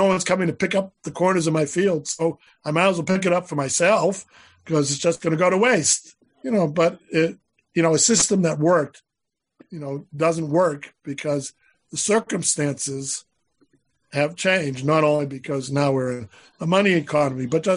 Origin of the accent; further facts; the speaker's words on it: Boston, Massachusetts, United States; I grew up in Boston